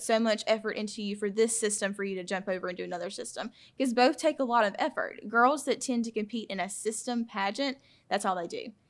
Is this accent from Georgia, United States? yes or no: yes; Claxton, Georgia, United States; I'm from Claxton, Georgia